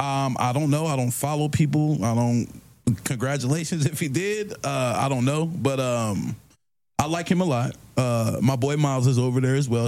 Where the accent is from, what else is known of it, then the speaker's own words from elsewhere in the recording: Maryland, United States; I'm from Maryland